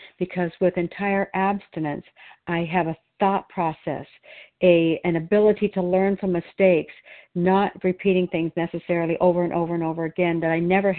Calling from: Oregon, United States

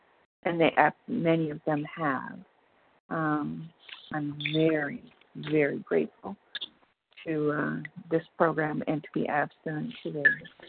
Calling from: Minnesota, United States; I'm calling from Minnesota

